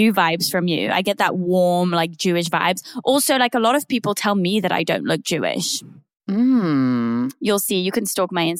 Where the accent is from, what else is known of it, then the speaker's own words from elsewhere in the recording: Switzerland; moved away as an adult; also born or lived in United Kingdom; the UK, but the UK. I grew up in Switzerland. Yeah.